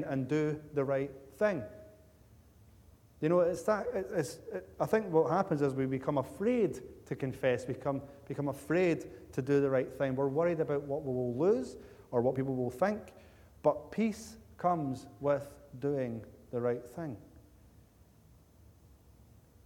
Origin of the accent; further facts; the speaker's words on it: Cumbernauld, Scotland, United Kingdom; the people that I grew up with in Cumbernauld Baptist Church